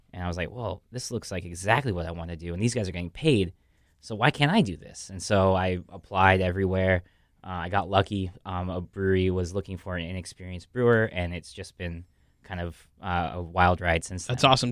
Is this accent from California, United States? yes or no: yes; Los Angeles, California, United States; moved away as an adult; also born or lived in New York; now in Miami, United States; he moved the family to L.A. So I'm from L.A.